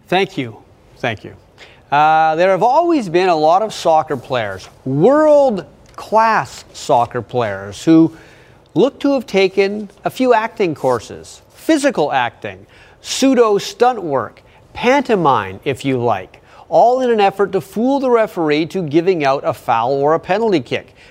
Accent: United States; as just an American

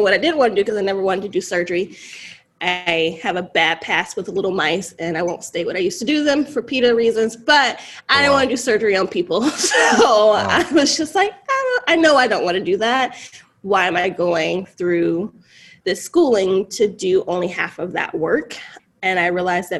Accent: North Carolina, United States; moved away as an adult; now in Los Angeles, United States; I'm originally from North Carolina, and I heard about birth work and doula work at 19

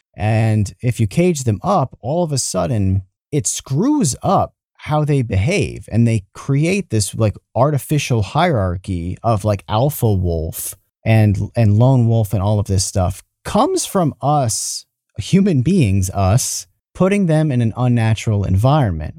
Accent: New York, United States; I'm from New York. I'm fro, I'm from the United States. I'm from New York

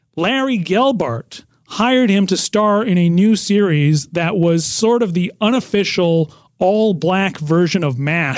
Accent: Nelson, British Columbia, Canada; now in United States; I'm in my hometown of Nelson, British Columbia

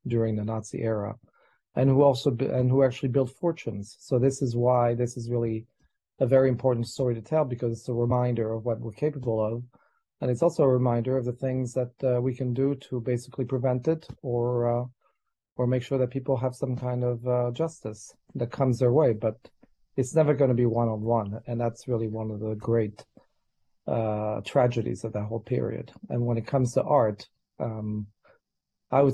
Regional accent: France; I grew up in France

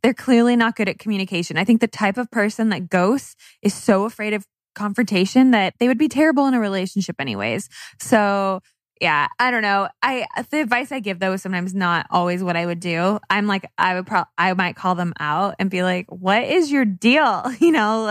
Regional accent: California, United States; I'm from California

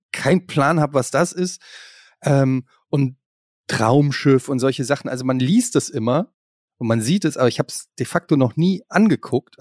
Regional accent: Germany; ich komme ja aus der Ecke, also Kaiserslautern ist nicht weit von Frankfurt

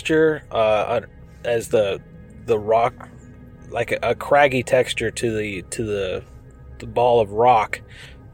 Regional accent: southwest Colorado, United States; now in Los Angeles, United States; I grew up in a small rural town in southwest Colorado on a farm

